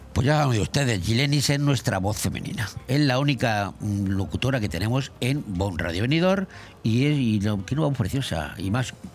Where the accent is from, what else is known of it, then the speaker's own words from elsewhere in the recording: Madrid, Community of Madrid, Spain; now in Benidorm, Spain; en mi pueblo, en mi barrio, más barrio, Cuatro Caminos de Madrid